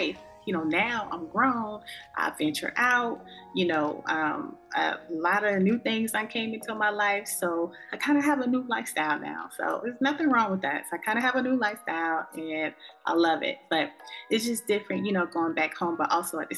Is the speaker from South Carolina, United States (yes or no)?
yes; South Carolina, United States; now in North Carolina, United States; my hometown in South Carolina.